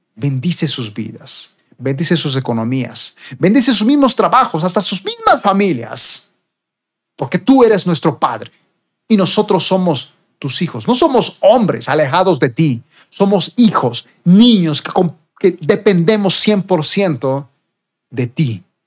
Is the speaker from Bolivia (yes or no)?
yes; Bolivia; acá en mi país, Bolivia